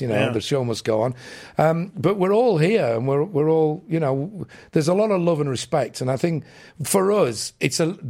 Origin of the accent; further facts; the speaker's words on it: England, United Kingdom; as an English kid